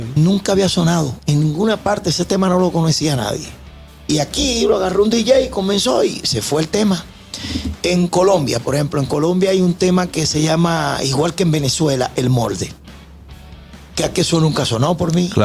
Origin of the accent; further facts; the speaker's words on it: Dominican Republic; moved away; de visita en mi país.